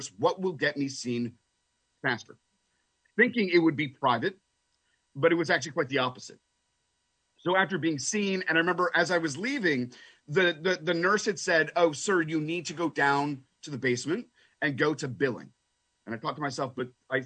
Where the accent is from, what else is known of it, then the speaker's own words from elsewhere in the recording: Canada; also born or lived in London, United Kingdom; now in United States; Growing up in Canada